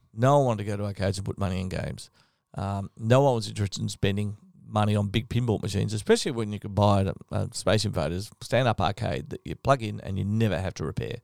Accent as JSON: {"language": "English", "region": "Victoria", "country": "Australia", "tie": "born or raised there", "said": "I grew up in Victoria"}